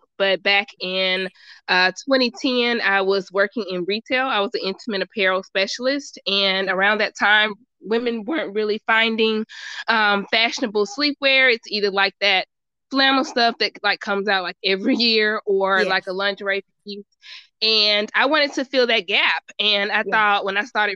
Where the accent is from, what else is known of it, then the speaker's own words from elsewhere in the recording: Birmingham, Alabama, United States; moved away as an adult; now in Atlanta, United States; I'm from Birmingham, so Atlanta was kind of like 2-hour drive